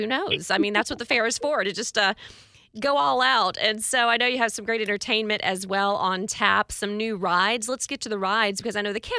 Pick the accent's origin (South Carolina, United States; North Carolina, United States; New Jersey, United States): South Carolina, United States; moved away; I am from South Carolina.